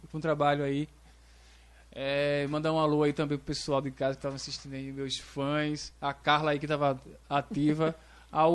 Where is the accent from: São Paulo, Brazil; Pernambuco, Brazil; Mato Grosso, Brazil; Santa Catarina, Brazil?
Pernambuco, Brazil; Nazaré da Mata; moved away as an adult; now in Tracunhaém, Brazil; Eu sou de Nazaré, né? Mas eu, eu, atualmente faz um ano que eu tô morando em Tracunhaém